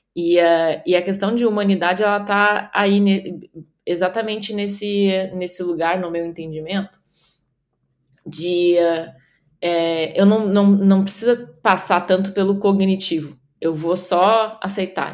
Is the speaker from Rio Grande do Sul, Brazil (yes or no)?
yes; Rio Grande do Sul, Brazil; estou aqui falando hoje do Rio Grande do Sul, da minha terra natal